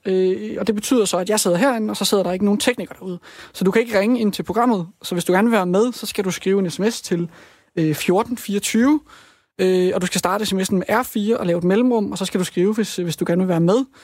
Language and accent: Danish; Rudkøbing, Southern Denmark, Denmark; also born or lived in Svendborg; now in Copenhagen, Denmark; Jeg kommer også fra Rudkøbing